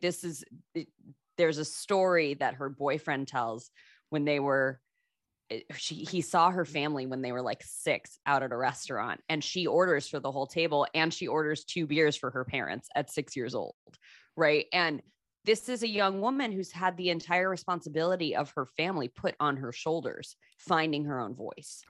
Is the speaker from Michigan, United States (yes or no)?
yes; Michigan, United States; we're from Michigan